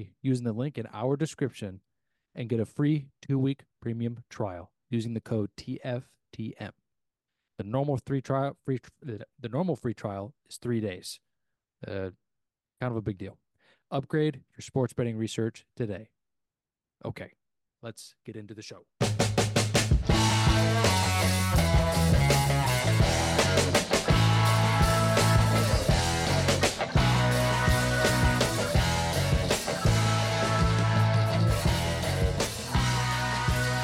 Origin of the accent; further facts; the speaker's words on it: United States; I'm an American